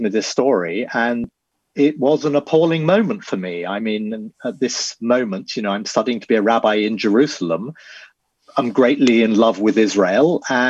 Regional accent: Dorset, South West England, United Kingdom; I was raised down in Dorset.

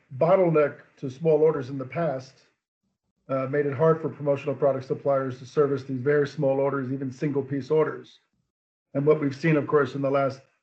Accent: New Jersey, United States; moved away as an adult; now in Poland; I am an American from New Jersey. I moved to Poland in 1991, so long time ago.

